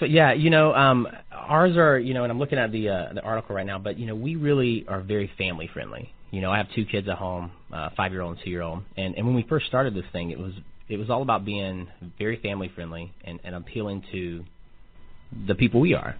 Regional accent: Atlanta, Georgia, United States; now in Kansas City, United States; I'm from Atlanta, Georgia

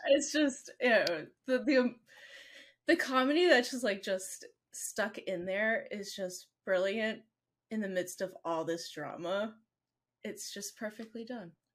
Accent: United States; I'm American

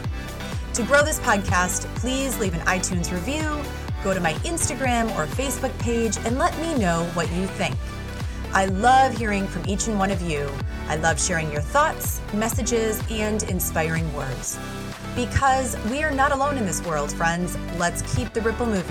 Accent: Midwest, United States; I am from the Midwest

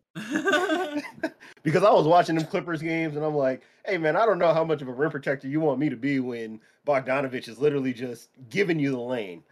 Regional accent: San Diego, California, United States; Growing up in San Diego

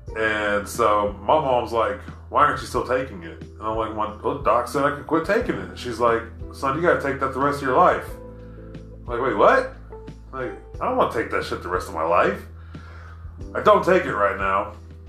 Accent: Oklahoma, United States; I don't think of us as Southern. Because I look at us as like the redhead stepchild. We're too northern or too Yankee-ish to be Southern if you talk to Texas or anybody else.

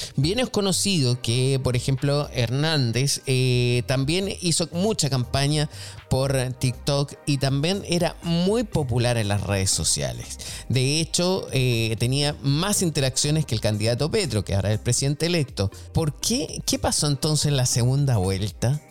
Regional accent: Chile; moved away; soy chileno y conozco también eh, lo que pasa allá en, en, Chile, a pesar de que no vivo allá hace muchísimo tiempo

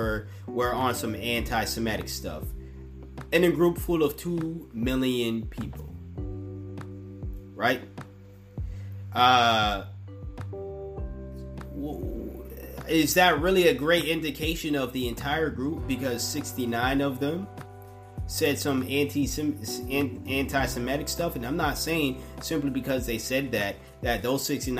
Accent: United States; I'm speaking from the American standpoint once again. A pro-black, broke-ass, black American

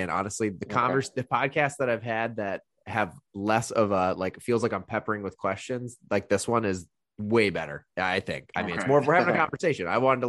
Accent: Indiana, United States; which I came from Indiana, $250 for, I didn't even know they had gyms for that much when I moved here.

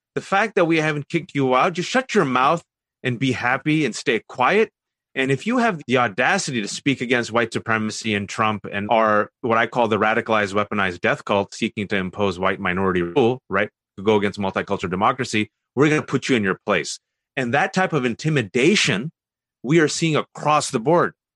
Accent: Fremont, California, United States; I was born and raised in the Bay Area, California, Fremontestant to be exact

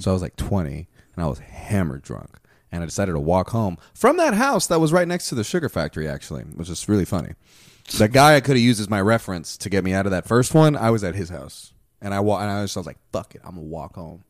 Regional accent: Houston, Texas, United States; first language Spanish; English is a second language; I was born in Houston

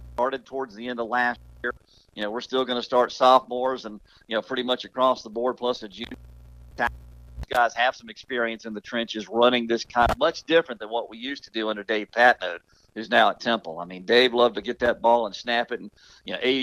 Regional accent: Kershaw County, South Carolina, United States; I grew up in Kershaw County.

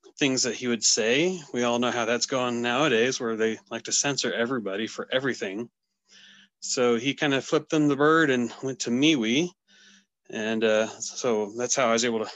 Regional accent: Northwest Montana, United States; also born or lived in Omaha, Nebraska; I'm from Northwest Montana, born and raised.

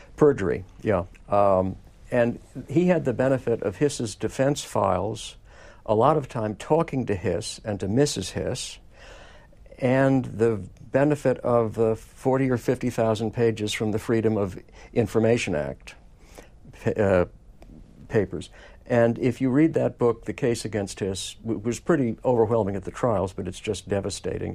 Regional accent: New York City, New York, United States; I grew up in Manhattan and walked all over lower Manhattan as a kid in those years

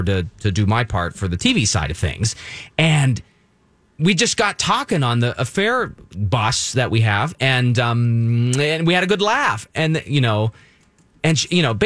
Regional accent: United States; I was born here in the U.S.

